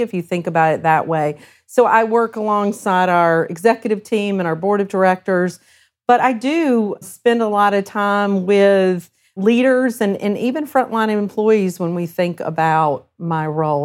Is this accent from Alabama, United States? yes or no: yes; Huntsville, Alabama, United States; also born or lived in South Carolina / Norfolk, Virginia / Central Ohio; now in Ohio, United States; I grew up in South Carolina first, but kinda landed in Huntsville, Alabama